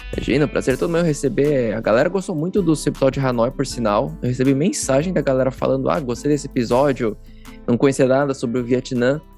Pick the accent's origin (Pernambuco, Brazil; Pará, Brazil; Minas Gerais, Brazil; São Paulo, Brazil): São Paulo, Brazil; Eu também sou paulista